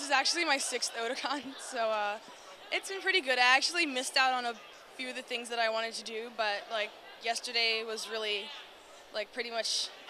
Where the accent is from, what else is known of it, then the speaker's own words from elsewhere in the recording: Philadelphia, Pennsylvania, United States; I'm from Philly and we have like a little community of Lolitas there.